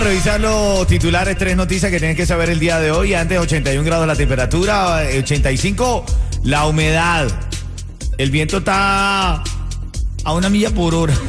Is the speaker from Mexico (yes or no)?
no; Cuba; now in Miami, United States; de allá donde yo soy, de Buenavista